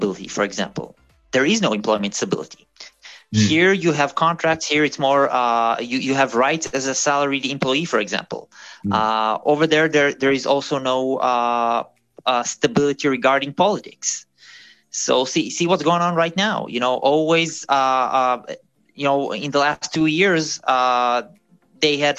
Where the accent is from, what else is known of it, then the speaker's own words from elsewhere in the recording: Israel; moved away as an adult; now in Germany; I'm from Israel originally